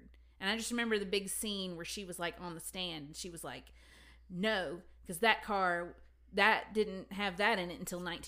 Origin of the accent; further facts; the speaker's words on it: Irondale, Alabama, United States; where I grew up outside of Birmingham in Irondale Cafe